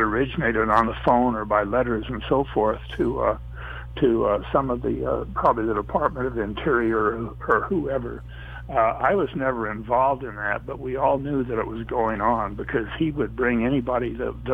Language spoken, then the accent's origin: English; Moab, Utah, United States; one of my best friends was a fellow named Gary Zaransky, and I were raised there in Moab together